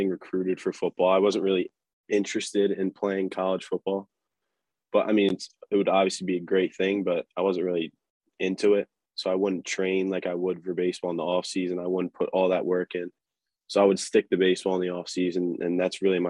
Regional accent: New Jersey, United States; Jersey, my hometown

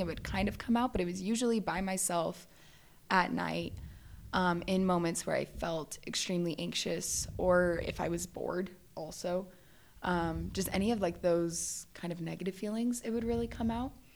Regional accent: Valencia, California, United States; I grew up in Southern California, um, just like northern Los Angeles area. So it's called Valencia

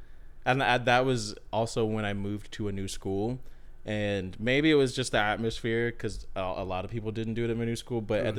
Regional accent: Dallas, Texas, United States; moved away as an adult; also born or lived in California; a map of literally just like the area I was in, Dallas, Texas.

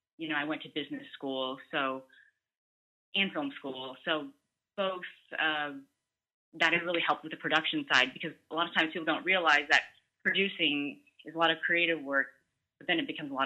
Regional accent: United States; growing up, and being transparent, being Asian American, there was a point where there were less opportunities in front of the camera

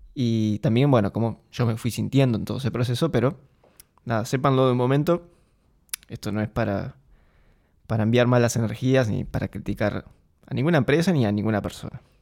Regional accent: Argentina; moved away as an adult; now in Eindhoven, Netherlands; Yo soy argentino, viví en Argentina.

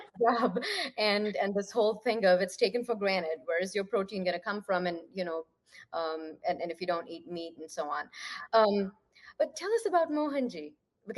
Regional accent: Ludhiana, Punjab, India; moved away; so I'm from Ludhiana

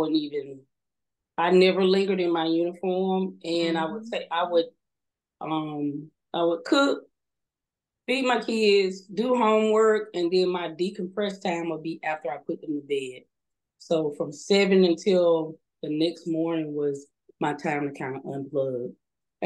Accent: Alabama, United States; moved away as an adult; Being fresh from the country, because I'm from the country, I'm from Alabama. We didn't have a lot of people living close to us. We didn't interact with a lot of people outside of my town

